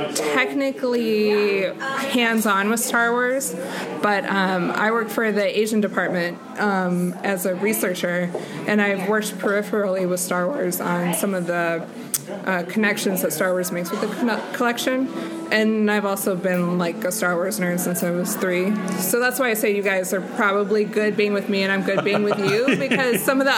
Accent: France; But I grew up in France

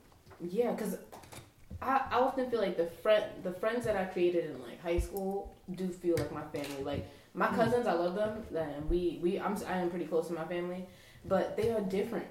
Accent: New York City, New York, United States; I was from Brooklyn. I'm from Brooklyn.

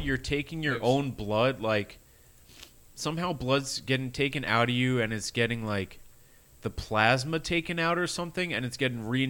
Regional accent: New York, United States; As a New Yorker

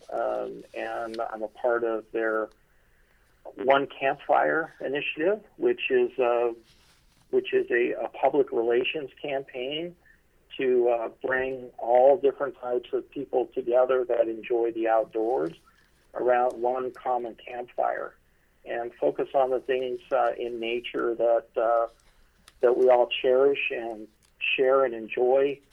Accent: Boulder City, Nevada, United States; moved away; I grew up in Boulder City, Nevada

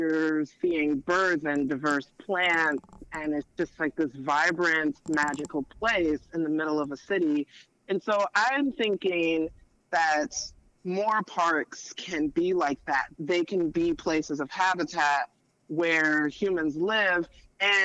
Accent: Memphis, Tennessee, United States; moved away; I'm originally from Memphis, Tennessee.

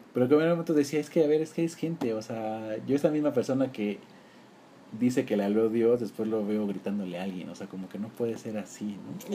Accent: Durango, Mexico; moved away as an adult; now in Mexico City, Mexico; Yo en Durango estuve como hasta los acabando la universidad, 20

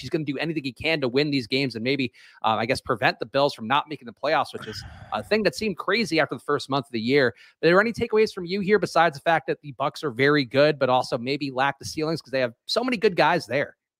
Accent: New York, United States; growing up in New York.

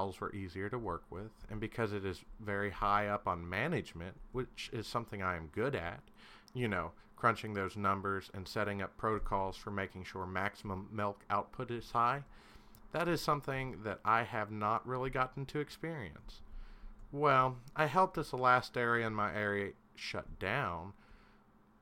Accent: Kentucky, United States; I'm from Kentucky

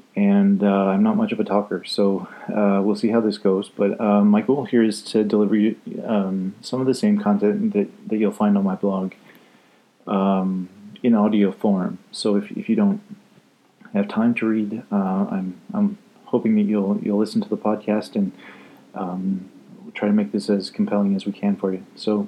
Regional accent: Scotland, United Kingdom; I like to say I'm Scottish, so we roll the R, two R's in ….

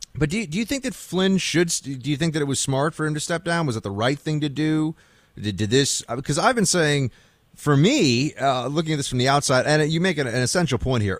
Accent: New York City, New York, United States; I grew up here in New York City

